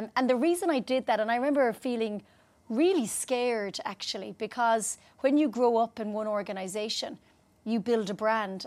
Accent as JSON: {"language": "English", "country": "Ireland", "also_born_or_lived": "United Kingdom", "moved": "as an adult", "said": "I'm Irish"}